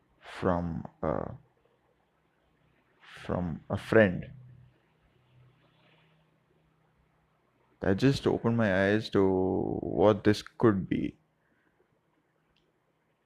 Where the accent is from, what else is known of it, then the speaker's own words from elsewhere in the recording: South India, India; Middle class South Indian household